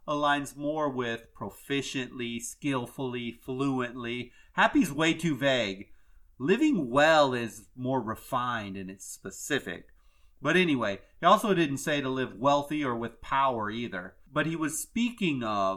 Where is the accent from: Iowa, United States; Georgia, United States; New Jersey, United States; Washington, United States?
Iowa, United States; now in Florida, United States; I'm originally from Iowa, but I am now about as Floridian as they come anymore